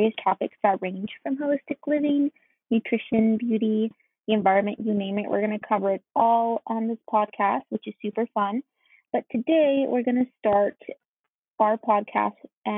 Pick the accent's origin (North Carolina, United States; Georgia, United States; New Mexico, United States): Georgia, United States; Byron; now in Athens, United States; I am currently living in Athens, Georgia, but I'm originally from Byron, Georgia, which is a really small town